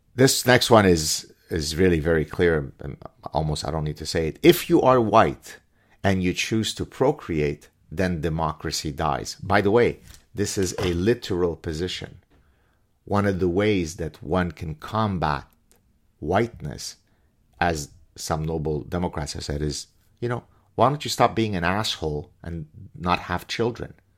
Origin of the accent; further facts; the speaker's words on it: Lebanon; also born or lived in Canada; now in Montreal, Canada; Lebanese Jews growing, growing up in Lebanon